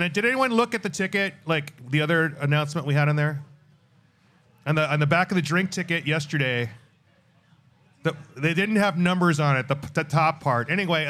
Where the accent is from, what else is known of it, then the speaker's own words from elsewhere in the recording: Wisconsin, United States; I grew up in Wisconsin